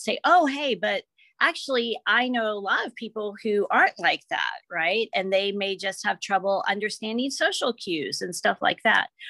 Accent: Memphis, Tennessee, United States; also born or lived in Seattle area; now in Seattle, United States; when I grew up in Memphis, Tennessee

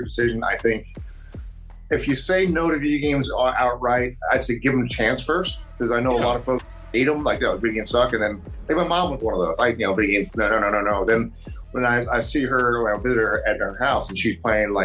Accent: New Jersey, United States; I'm from New Jersey

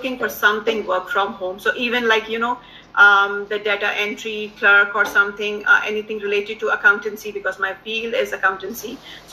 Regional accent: Pakistan; also born or lived in Dubai, United Arab Emirates; now in Canada; Originally, I'm from Pakistan. We moved to Canada in 2015 from Dubai.

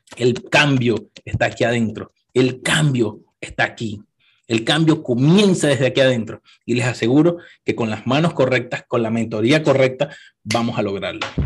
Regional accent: Venezuela; moved away; yo no volviera a Venezuela a vivir

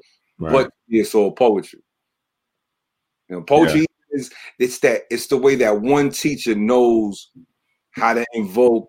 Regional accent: New York City, New York, United States; growing up in the Bronx and hitting the corner

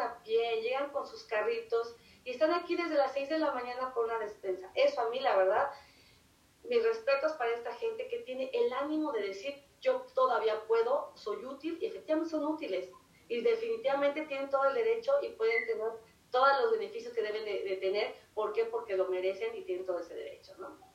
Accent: Mexico; moved away; si somos de México

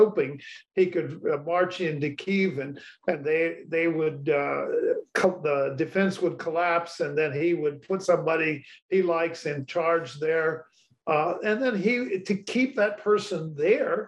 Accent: United States; as an American

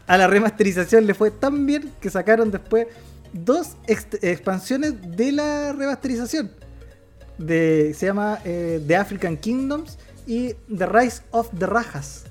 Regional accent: Chile; Como chileno

